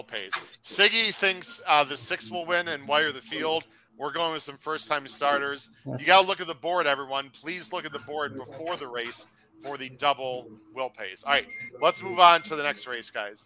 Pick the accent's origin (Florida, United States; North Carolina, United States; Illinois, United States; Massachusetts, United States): Illinois, United States; We're both from Illinois